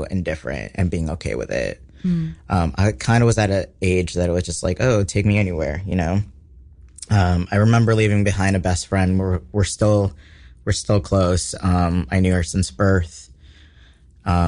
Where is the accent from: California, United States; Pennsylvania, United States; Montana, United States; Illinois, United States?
Illinois, United States; Chicago; also born or lived in Puerto Rico; I was about 8 when we moved to the Chicago area. You know, so I'm pretty removed from Puerto Rico, but I spent, most of my time in the Chicago suburbs.